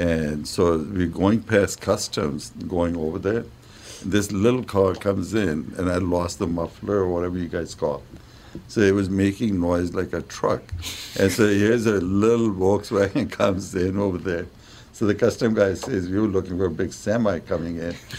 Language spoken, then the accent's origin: English; New Delhi, Delhi, India; moved away as an adult; now in United States; I'm from New Delhi